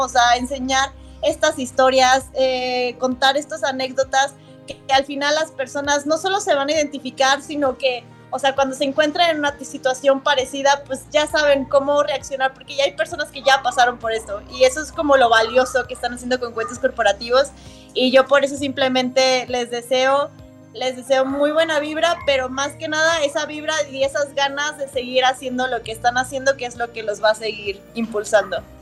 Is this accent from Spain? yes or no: no; Mexico; nos caracteriza como mexicanos